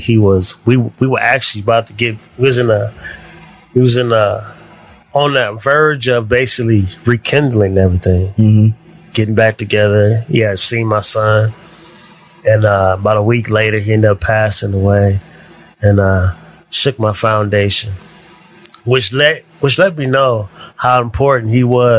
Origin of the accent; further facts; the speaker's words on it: Canton, Ohio, United States; My childhood raised in Canton, Ohio